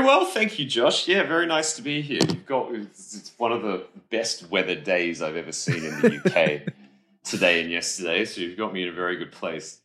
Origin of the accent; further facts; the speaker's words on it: Adelaide, South Australia, Australia; where I grew up in Adelaide, Australia